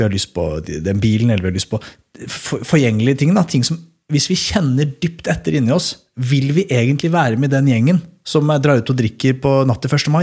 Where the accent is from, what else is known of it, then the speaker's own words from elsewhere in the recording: Skedsmokorset, Akershus, Norway; der jeg kommer fra, da, på Skedsmokorset